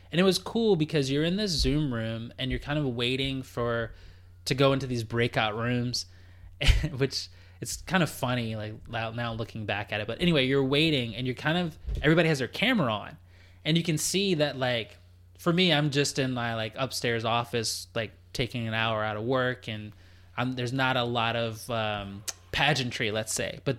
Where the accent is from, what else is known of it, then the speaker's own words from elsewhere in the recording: Canada; yeah, Z exactly since we're Canadian.